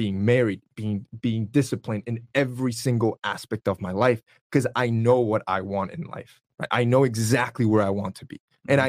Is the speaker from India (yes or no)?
no; Honduras; I'm from Honduras.